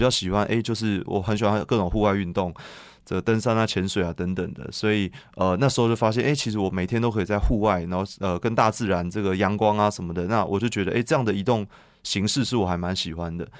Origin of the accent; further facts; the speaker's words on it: Taipei, Taiwan; moved away as an adult; now in Yunlin, Taiwan; 从小在台北长大，那我现在已经把户籍搬到云林已经八年了